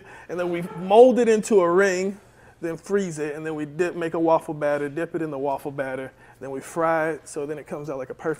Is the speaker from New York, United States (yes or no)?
no; Marietta, Georgia, United States; I'm from Marietta.